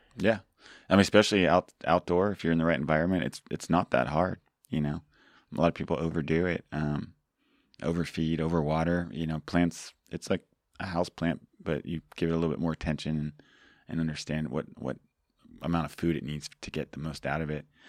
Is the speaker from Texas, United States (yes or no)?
no; Georgia, United States; now in California, United States; I grew up in Georgia